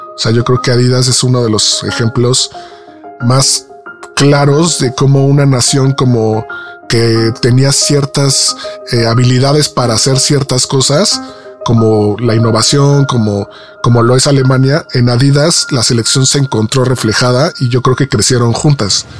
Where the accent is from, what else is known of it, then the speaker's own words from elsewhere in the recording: Mexico; soy mexicano